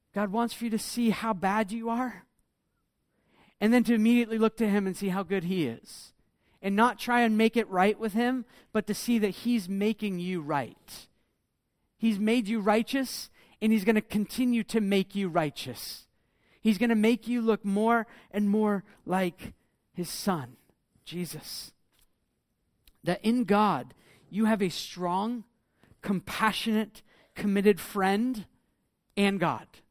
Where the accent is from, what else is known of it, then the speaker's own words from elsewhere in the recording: United States; moved away; I come from America